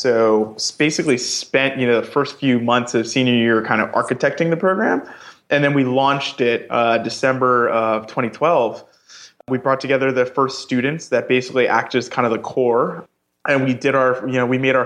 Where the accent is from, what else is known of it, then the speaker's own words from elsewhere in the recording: New York, United States; I'm originally from New York